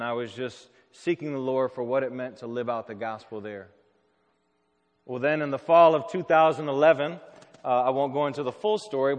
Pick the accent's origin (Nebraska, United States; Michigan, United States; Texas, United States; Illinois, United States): Michigan, United States; southwest; moved away as an adult; also born or lived in Chicago; I grew up in Michigan, in southwest Michigan, in kind of a small rural town. But I moved to the city of Chicago in the fall of 2001. And I moved there to study urban ministry at Moody Graduate School.